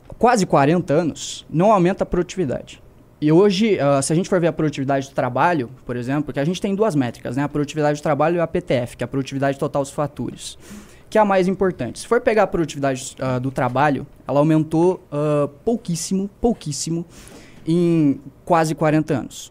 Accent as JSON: {"language": "Portuguese", "region": "Santa Catarina", "country": "Brazil", "said": "sou lá de Santa Catarina"}